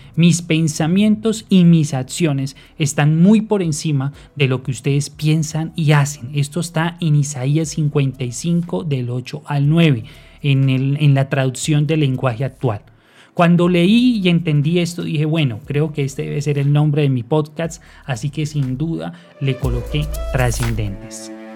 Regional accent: Barbosa, Santander, Colombia; nací y vivo actualmente en Barbosa, Santander

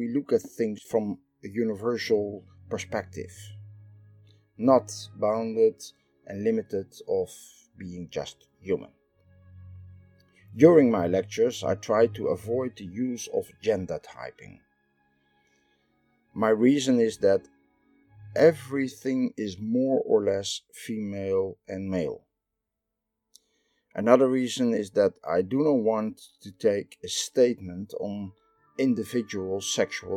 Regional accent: Netherlands; I am from the Netherlands

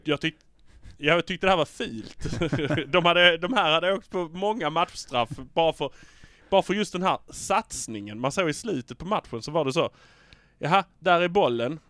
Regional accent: Malmö, Skåne, Sweden; vi är från Malmö

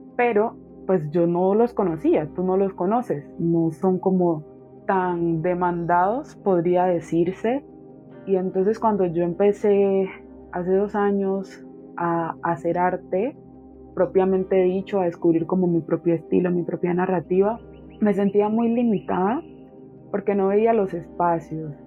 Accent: Quibdó, Chocó, Colombia; en el Chocó en Quibdó, pues que es como la, capital que fue donde yo nací, crecí todo

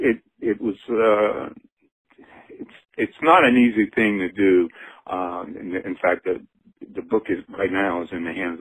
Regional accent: Cajun, Louisiana, United States; I'm definitely Cajun

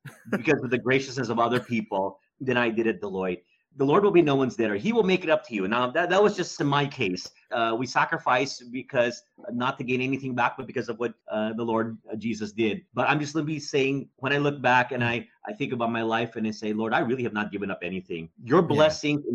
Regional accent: Dallas, Texas, United States; I grew up in Dallas, Texas

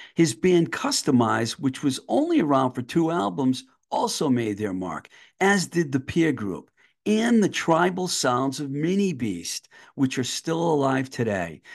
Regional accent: Worcester County, Massachusetts, United States; I grew up in Worcester County, so I grew up with W A A F.

